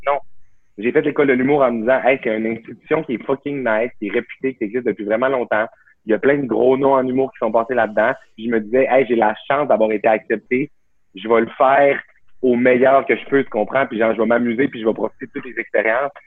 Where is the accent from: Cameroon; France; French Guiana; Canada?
Canada; Saguenay, Quebec; moved away as an adult; also born or lived in Jonquière; now in Montreal, Canada; je viens du Saguenay. Là, mes parents habitent à 10 minutes, à, genre en auto du cégep